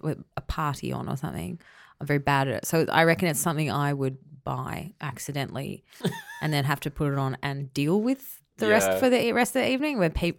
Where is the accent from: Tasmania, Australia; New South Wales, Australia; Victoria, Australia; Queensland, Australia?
Queensland, Australia; I'm from Queensland.